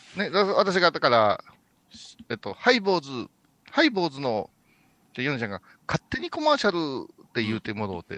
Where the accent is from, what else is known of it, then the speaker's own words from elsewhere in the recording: Kurashiki, Okayama, Japan; 地元では玉商って言いますけどね